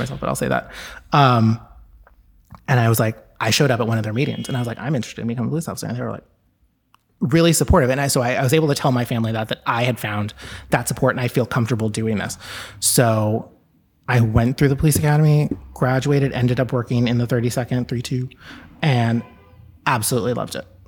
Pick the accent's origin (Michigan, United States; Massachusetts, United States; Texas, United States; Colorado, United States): Texas, United States; moved away as an adult; now in New York City, United States; I grew up in Texas, and I moved here when I was eighteen